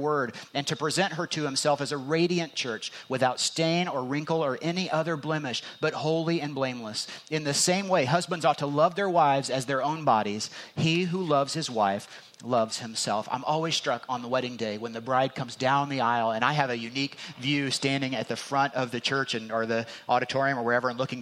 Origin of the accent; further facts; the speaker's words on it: Indiana, United States; I'm from Indiana